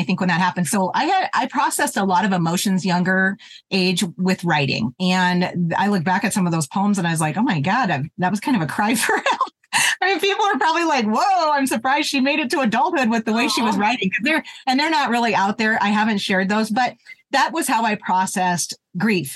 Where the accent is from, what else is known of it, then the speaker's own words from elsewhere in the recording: Terry, Montana, United States; moved away as an adult; I grew up in Terry, Montana, which is in Southeastern